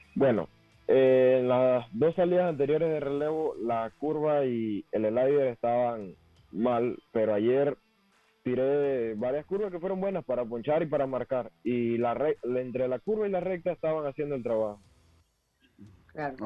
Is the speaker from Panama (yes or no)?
yes; David, Chiriquí, Panama; yo soy de La Prosperidad, David, La Prosperidad